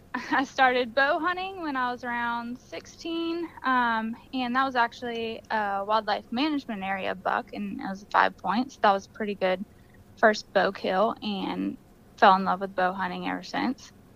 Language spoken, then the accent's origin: English; Florida, United States; Deer hunting and dog hunting is how we grew up here in Florida